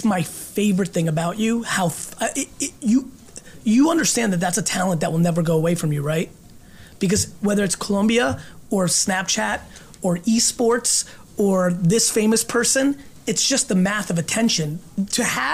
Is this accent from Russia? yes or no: yes; Russia; born or raised there; moved away